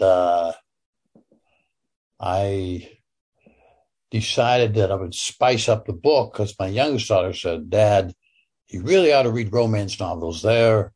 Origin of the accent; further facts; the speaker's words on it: Pittsburgh, Pennsylvania, United States; I'm from Pittsburgh